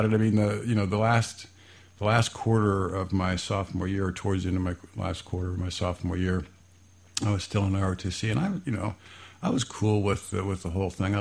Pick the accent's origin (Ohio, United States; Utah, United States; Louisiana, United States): Ohio, United States; Fairborn; I grew up in Fairborn, graduated from Fairborn High School, and liked that little small town